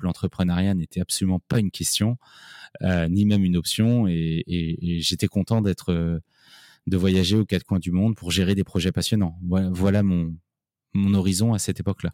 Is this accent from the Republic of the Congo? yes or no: no; Paris, Île-de-France, France; moved away as an adult; also born or lived in Nancy; Je suis parisien, euh, je suis né à Paris, on va dire un vrai parisien qui a fait ses études à Paris